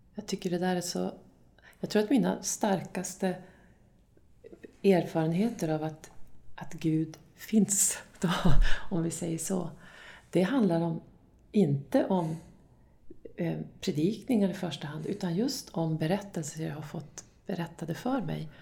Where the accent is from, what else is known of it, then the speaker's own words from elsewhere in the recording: Dorotea, Västerbotten County, Sweden; Dorotea då, där jag kommer ifrån